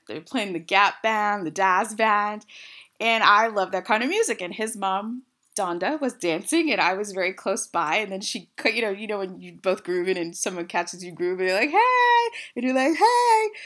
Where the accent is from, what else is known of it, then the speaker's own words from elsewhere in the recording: West Coast, United States; I'm from the West Coast. I said hella